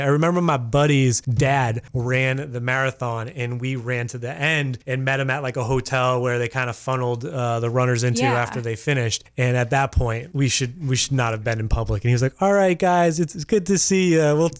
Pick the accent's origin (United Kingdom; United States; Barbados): United States; Massachusetts; now in Maine, United States; I grew up in Massachusetts